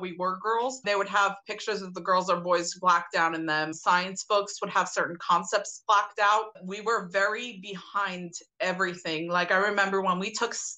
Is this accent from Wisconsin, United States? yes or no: no; New York City, New York, United States; I grew up in Brooklyn, okay. New York.